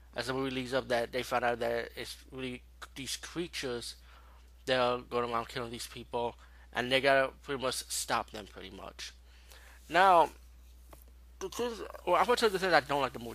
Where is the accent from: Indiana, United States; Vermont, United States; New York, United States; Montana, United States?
New York, United States; New York City; being a New Yorker